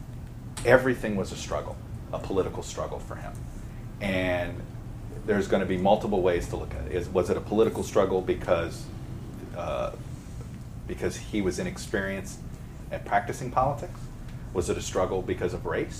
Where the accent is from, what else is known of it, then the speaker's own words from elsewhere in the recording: Miami, Florida, United States; I grew up in Miami